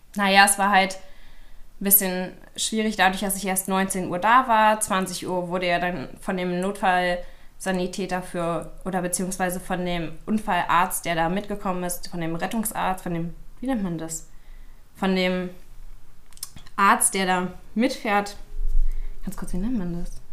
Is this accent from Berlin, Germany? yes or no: yes; Berlin, Germany; ich komme aus Berlin